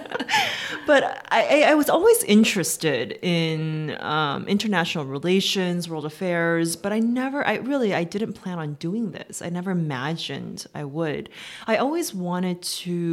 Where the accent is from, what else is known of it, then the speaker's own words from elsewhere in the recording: Seoul, South Korea; moved away as an adult; also born or lived in United States / Washington; I was born in the U.S. and my family moved back to Korea when I was around 7 or 8 years old. So I kind of did the reverse of what most Korean Americans do. And so I grew up in Seoul